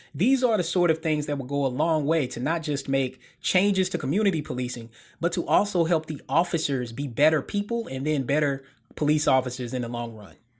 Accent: Murfreesboro, Tennessee, United States; moved away; also born or lived in Memphis; I'm a Tennes-, native Tennessean, born and bred

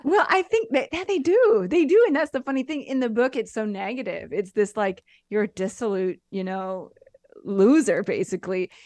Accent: United States; moved away as an adult; now in Italy; I lived in America s, until I was twenty-seven

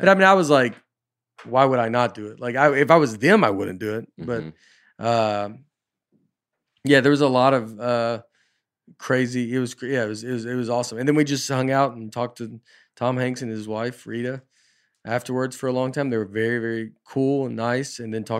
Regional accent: Liverpool, North West England, United Kingdom; I'm from Liverpool.

